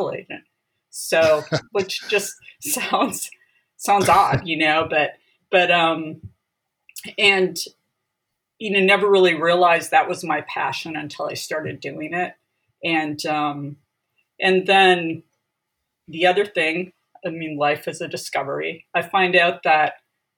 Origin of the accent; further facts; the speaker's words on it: Wisconsin, United States; moved away as an adult; also born or lived in San Diego, California; now in California, United States; I'm actually originally from Wisconsin. Grew up in a rural